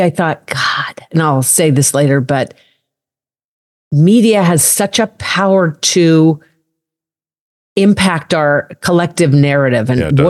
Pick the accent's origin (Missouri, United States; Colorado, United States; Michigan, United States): Colorado, United States; I'm a cowgirl from Colorado. The hell I grew, you know, I grew up mucking out stalls.